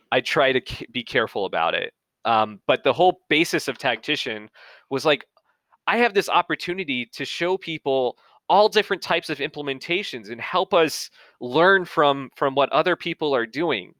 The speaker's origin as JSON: {"language": "English", "town": "Atlanta", "region": "Georgia", "country": "United States", "said": "I'm from Atlanta, I'm from the Southeast"}